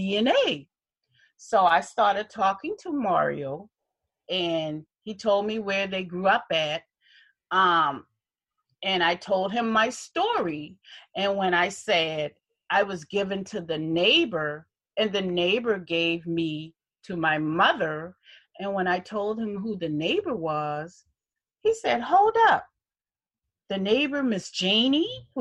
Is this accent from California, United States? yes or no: no; Charleston, South Carolina, United States; I was born here in Charleston